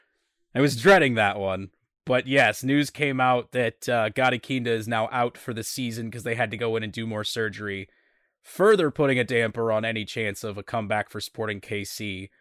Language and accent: English; Scotland, United Kingdom; I mean, I'm Scottish, but other people, so, you know, yeah. I got the Highland Games blood in me.